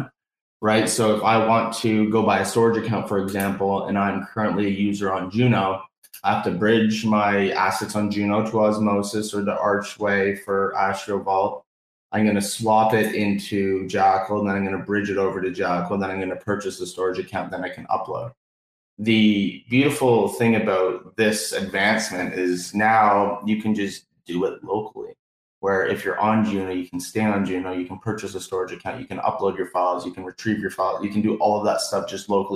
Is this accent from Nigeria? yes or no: no; Canada; As we are Canadian, we do say puck up here